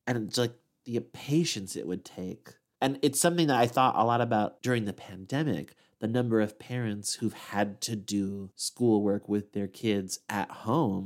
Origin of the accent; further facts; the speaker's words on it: Midwest, United States; as a Midwesterner